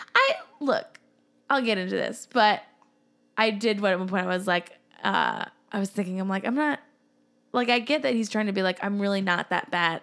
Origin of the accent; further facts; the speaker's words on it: Massachusetts, United States; growing up, living in Massachusetts